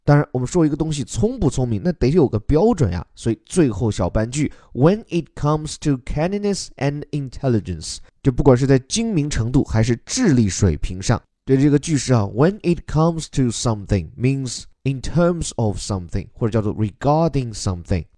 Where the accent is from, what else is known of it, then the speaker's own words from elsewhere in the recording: China; 我们中国人所讲的炖